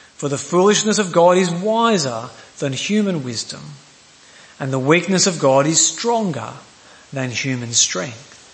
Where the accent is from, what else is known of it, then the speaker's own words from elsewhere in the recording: Queensland, Australia; I'm a Queenslander